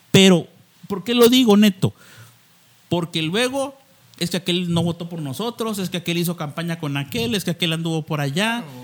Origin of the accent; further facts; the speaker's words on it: Cintalapa, Chiapas, Mexico; somos de Cintalapa todos nos vemos a ratito